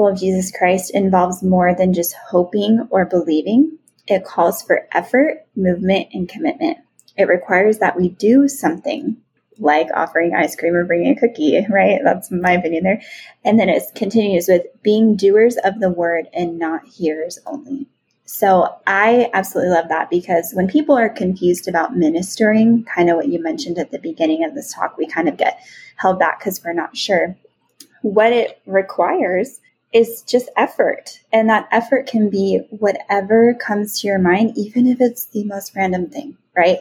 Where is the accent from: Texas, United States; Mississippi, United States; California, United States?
California, United States; I was from California